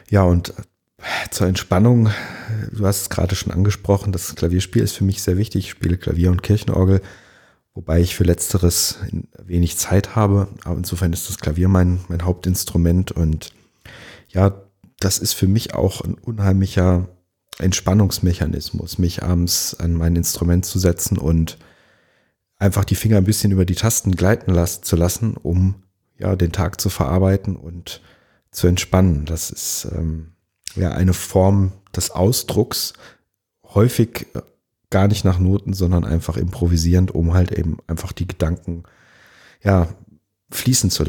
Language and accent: German; Langenhain, Hesse, Germany; now in Marxheim, Germany; Ich bin in Langenhain aufgewachsen und groß geworden und ähm, bin dann später in die Kernstadt gezogen und wohne jetzt in Marxheim